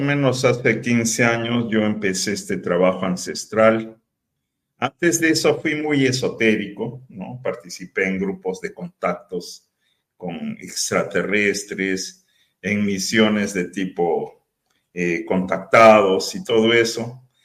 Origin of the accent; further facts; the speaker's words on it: Peru; now in Tepic, Mexico; yo soy peruano y viví en Perú